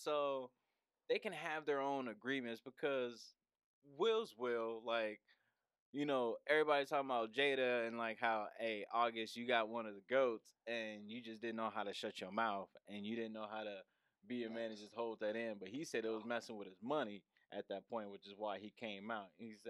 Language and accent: English; Philadelphia, Pennsylvania, United States; Like, I grew up in Philly. She grew up in Baltimore. Like, we grew up around bullets and stuff, yeah, like real danger.